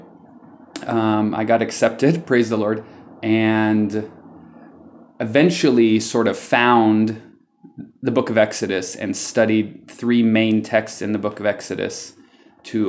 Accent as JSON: {"language": "English", "region": "California", "country": "United States", "tie": "born or raised there", "moved": "as an adult", "lives_now": "Amman, Jordan", "said": "I grew up in California"}